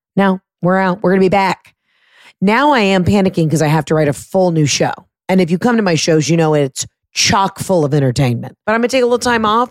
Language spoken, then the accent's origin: English; Atlanta, Georgia, United States; my home state, my home city, Atlanta, Georgia